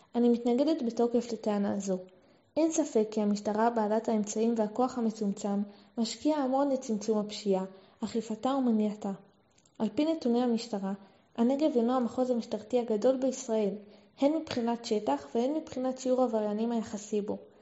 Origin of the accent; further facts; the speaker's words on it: Beersheba, Southern District, Israel; נולדתי וגדלתי בבאר שבע